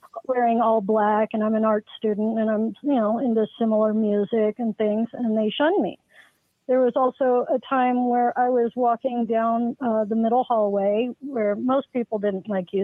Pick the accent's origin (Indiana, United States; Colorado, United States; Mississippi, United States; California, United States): Colorado, United States; Littleton; now in Parker, United States; I was born and raised in Littleton and grew up in a house right across the street from Columbine.